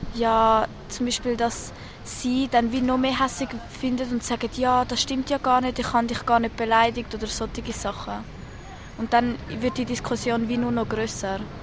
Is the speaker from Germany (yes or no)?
no; Switzerland; ich bin halt Griechin und ich habe keinen Schweizer Pass, aber meine Mutter ist da geboren, ich ja auch